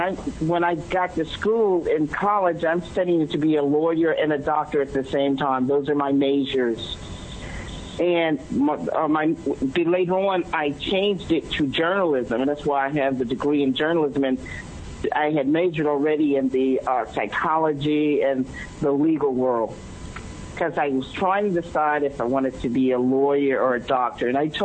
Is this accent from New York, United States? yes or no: yes; New York City, New York, United States; So, I just want to let people know I'm from New York City. I'm straightforward. I'm upfront, like you, like people know people from New York